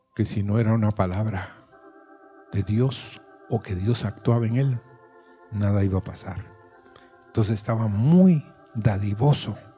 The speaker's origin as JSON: {"language": "Spanish", "country": "Guatemala", "said": "como decimos en Guatemala"}